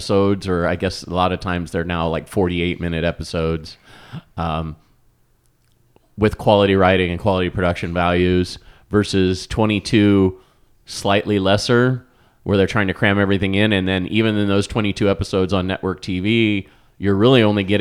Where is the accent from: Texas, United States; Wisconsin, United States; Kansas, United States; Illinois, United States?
Kansas, United States; Wichita; I grew up in Wichita